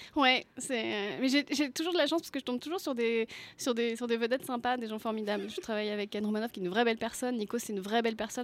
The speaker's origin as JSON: {"language": "French", "region": "Brittany", "country": "France", "said": "je suis bretonne"}